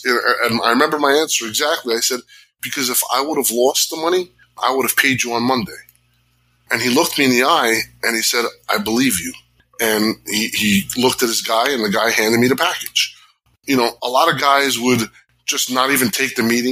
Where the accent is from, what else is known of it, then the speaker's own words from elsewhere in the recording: Jersey City, New Jersey, United States; I grew up in Jersey City. You know, I grew up with gangsters and all this other shit